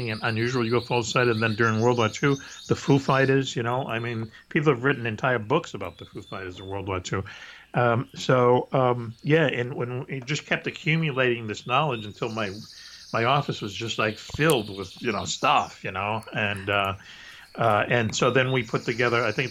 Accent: Boston, Massachusetts, United States; I was growing up in Boston as a kid

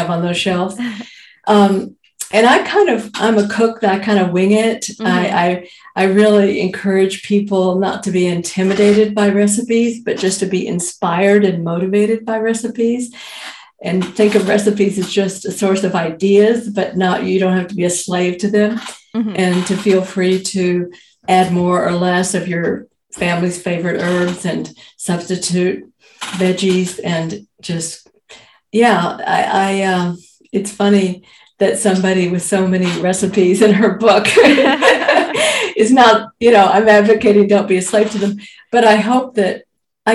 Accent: Fort Worth, Texas, United States; now in Belmont, United States; I grew up in Cowtown, literally called Cowtown as a nickname, Fort Worth, Texas.

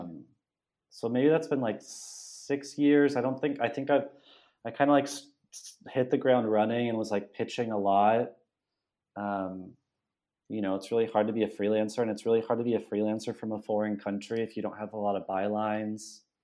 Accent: Los Banos, California, United States; moved away as an adult; now in Buenos Aires, Argentina; I'm from California. I grew up in the Central Valley in the San Joaquin Valley

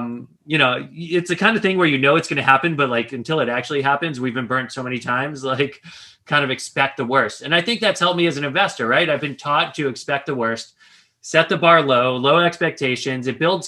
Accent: Long Island, New York, United States; now in Stamford, United States; I grew up in Long Island in New York. Now I live in Connecticut

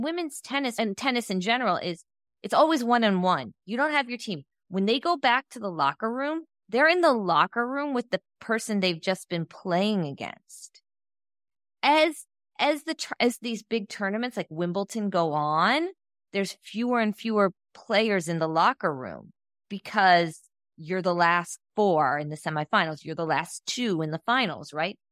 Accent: Akron, Ohio, United States; My hometown.

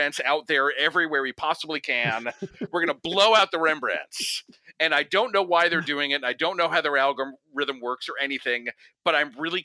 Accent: New Jersey, United States; I'm from New Jersey

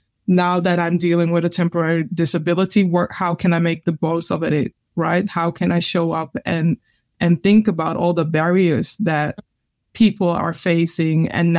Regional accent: Ghana; when I'm sharing things from my perspective, as in Ghanaian people are very humble, right? And it's more like we are more invisible than visible.

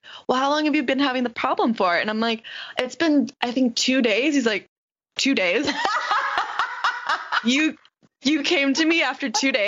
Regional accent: Florida, United States; I was born and raised in Florida.

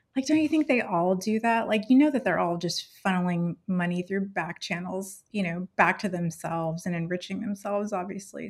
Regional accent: California, United States; English is a second language; moved away as an adult; I'm from California

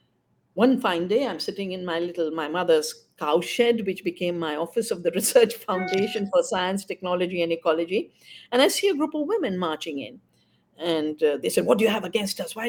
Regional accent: India; also born or lived in Bangalore; my hometown

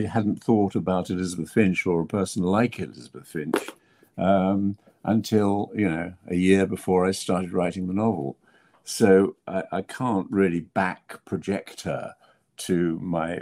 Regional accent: England, United Kingdom; I'm an English writer

